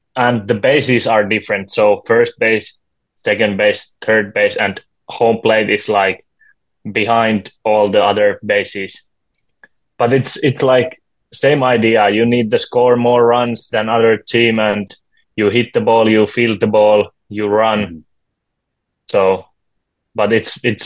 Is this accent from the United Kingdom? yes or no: no; Juva, South Savo, Finland; I'm from Juva. It's a smaller town close to Mikkeli